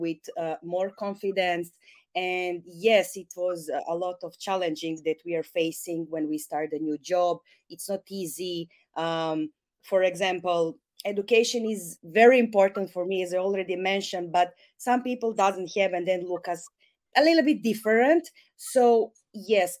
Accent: Serbia; I'm all from Serbia

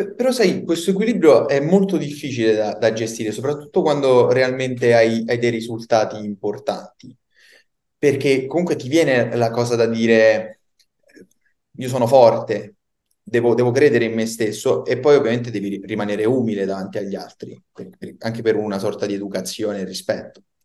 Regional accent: Campobasso, Molise, Italy; now in Rome, Italy; Io vivo a Roma, però sono del Molise, pensa, di Campobasso

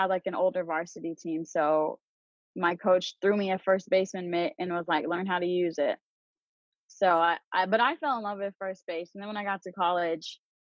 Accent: Amarillo, Texas, United States; moved away as an adult; also born or lived in Borger, Texas / Mississippi; now in Charlotte, United States; So I grew up in Amarillo, Texas. I actually lived in the same house my whole life.

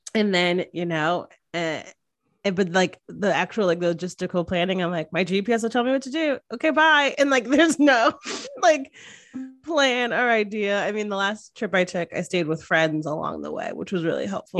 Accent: Northeast, United States; now in Austin, United States; I grew up in the Northeast, so right by New York

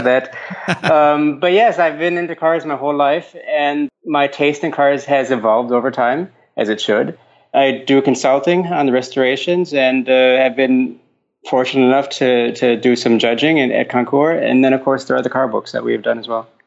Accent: Minnesota, United States; moved away as an adult; also born or lived in Finland; now in Denmark; I grew up in Minnesota

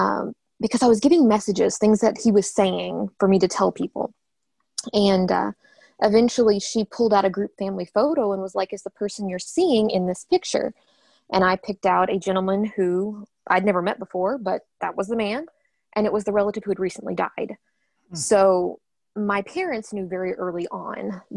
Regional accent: Western Kentucky, United States; also born or lived in Ohio; I was born and raised in Western Kentucky. I grew up here

